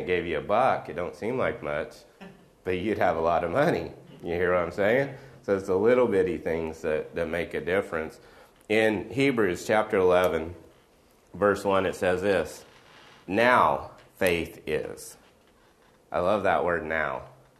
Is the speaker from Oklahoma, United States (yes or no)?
yes; Oklahoma, United States; moved away; I grew up in Oklahoma